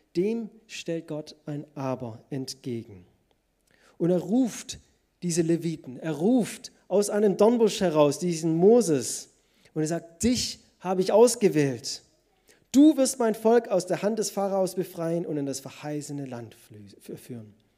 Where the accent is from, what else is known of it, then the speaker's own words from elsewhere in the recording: Germany; Als Deutsche